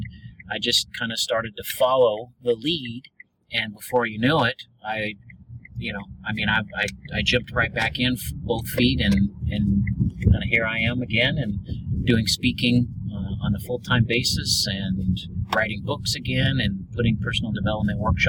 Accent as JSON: {"language": "English", "area": "the Northwest", "region": "Pacific Northwest", "country": "United States", "tie": "born or raised there", "moved": "yes", "lives_now": "Dallas, United States", "said": "I grew up in the Northwest"}